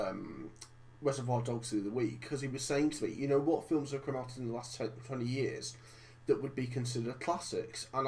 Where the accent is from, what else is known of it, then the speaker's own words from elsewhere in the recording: Cockermouth, North West England, United Kingdom; back in my hometown of Cockermouth